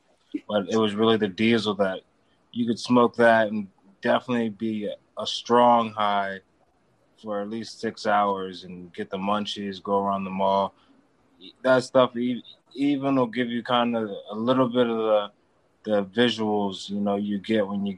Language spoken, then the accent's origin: English; Maryland, United States; moved away as an adult; now in California, United States; I'm actually from the East Coast. I moved to California about 5 years ago, but I'm from Maryland